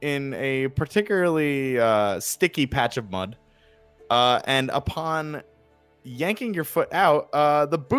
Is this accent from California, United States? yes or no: no; New Jersey, United States; accent: Jersey; my Jersey accent